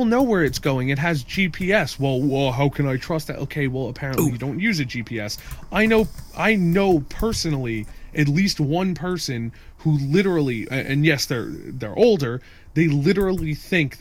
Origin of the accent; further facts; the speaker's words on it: Northeast, United States; We grew up in the Northeast